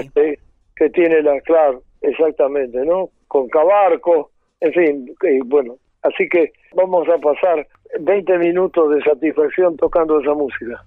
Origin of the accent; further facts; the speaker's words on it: Concordia, Entre Ríos, Argentina; moved away; en mi pueblo, en Concordia